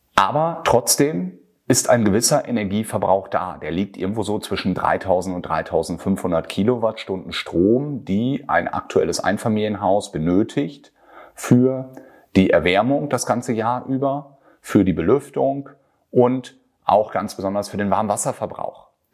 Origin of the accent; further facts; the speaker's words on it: Germany; bei uns in Deutschland